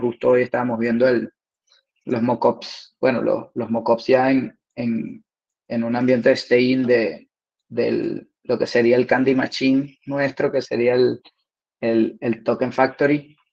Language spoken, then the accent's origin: Spanish; Lechería, Anzoátegui, Venezuela; moved away as an adult; now in Spain; soy de, de Puerto La Cruz, de Lecherías